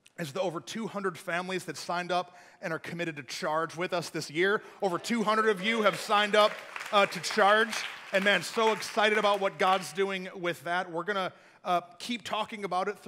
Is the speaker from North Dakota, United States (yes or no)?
no; Flint, Michigan, United States; now in Texas, United States; I grew up in Michigan, and so there's like real snow there, not like Texas snow